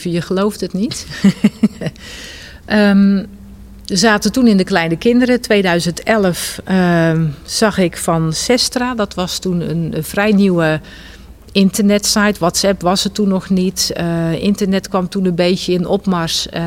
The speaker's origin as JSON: {"language": "Dutch", "region": "North Brabant", "country": "Netherlands", "tie": "born or raised there", "also_born_or_lived": "Rotterdam", "said": "Maar toen, we zes, toen ik zes was, zijn we verhuisd naar Brabant."}